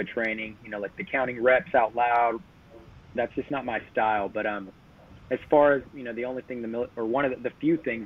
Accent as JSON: {"language": "English", "town": "Sacramento", "region": "California", "country": "United States", "tie": "born or raised there", "also_born_or_lived": "Oceanside, California", "said": "Came here pretty much immediately, you know, about around 1 year old. Been in Sacramento the whole time. Grew up in a little bit in East Sac when I was a kid"}